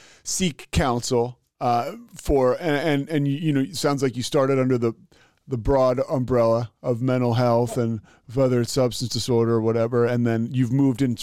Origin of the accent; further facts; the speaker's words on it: outside Philly, Pennsylvania, United States; I grew up right outside Philly